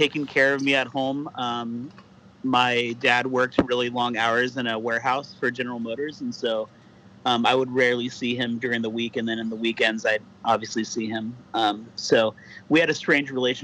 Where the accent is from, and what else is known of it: Whittier, California, United States; born or raised there; also born or lived in Orange County